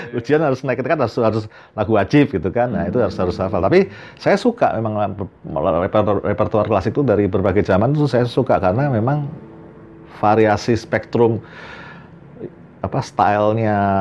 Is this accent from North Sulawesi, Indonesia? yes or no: no; Semarang, Central Java, Indonesia; moved away as an adult; also born or lived in Jakarta; saya lahir dan besar di Semarang, terus pindah Jakarta